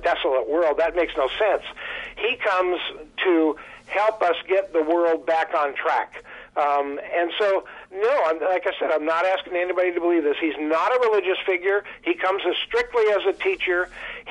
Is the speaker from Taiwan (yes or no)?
no; Marshall, Minnesota, United States; now in Southern California, United States; I grew up in Southern Minnesota, a town called Marshall